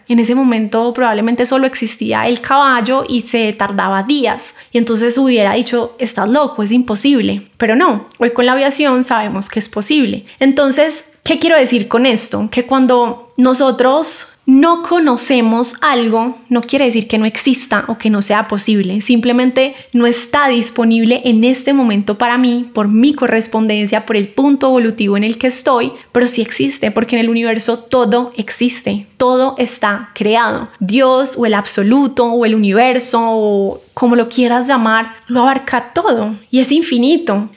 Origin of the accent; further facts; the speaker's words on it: Colombia; yo como colombiana